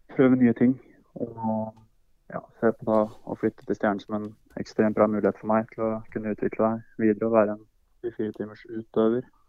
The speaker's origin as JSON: {"language": "Norwegian", "town": "Hamar", "region": "Innlandet", "country": "Norway", "also_born_or_lived": "United States", "moved": "yes", "said": "Det er jo der jeg er ifra"}